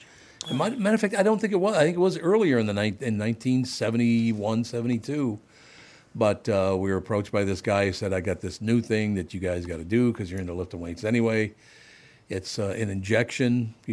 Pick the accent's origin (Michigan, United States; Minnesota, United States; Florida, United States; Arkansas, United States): Minnesota, United States; So even though I'm not Scandinavian, would I have been the Great Norseman? Because I'm from Minnesota.